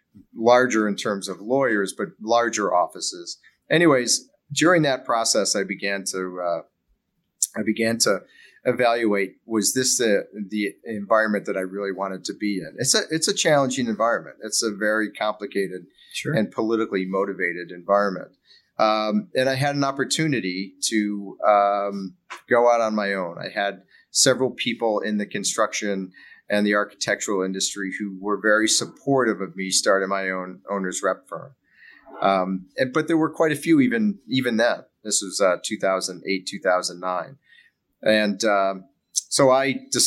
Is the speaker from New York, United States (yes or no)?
yes; Buffalo, New York, United States; I grew up in Buffalo